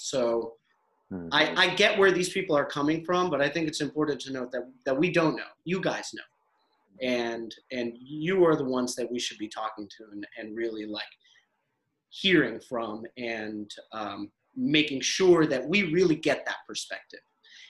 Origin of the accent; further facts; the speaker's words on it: United States; born there; I'm Pakistani, you know, I'm Pakistani American. I was born in the States, raised all over, but I mean, I'm a culturally American.